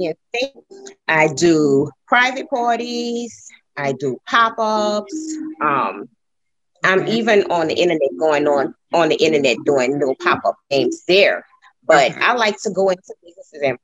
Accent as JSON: {"language": "English", "town": "New Orleans", "region": "Louisiana", "country": "United States", "also_born_or_lived": "Texas", "moved": "as an adult", "said": "I am from New Orleans"}